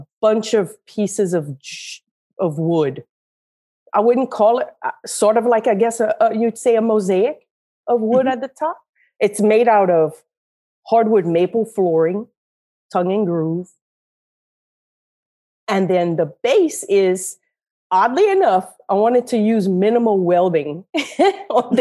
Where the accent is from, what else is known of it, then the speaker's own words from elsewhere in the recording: Breaux Bridge, Louisiana, United States; I'm from Bro Bridge in Cajun country. You might detect an accent